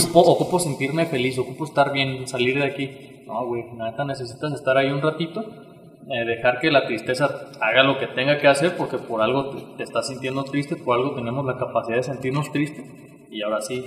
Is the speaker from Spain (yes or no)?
no; Uruapan, Michoacán, Mexico; also born or lived in Morelia; nací aquí en Uruapan, estudié en Morelia